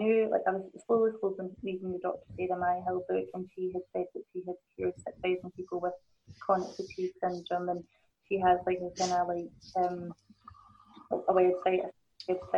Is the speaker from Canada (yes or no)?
no; Glasgow, Scotland, United Kingdom; accent: Scottish; my mum and dad are both born in Hong Kong, and I was born in Glasgow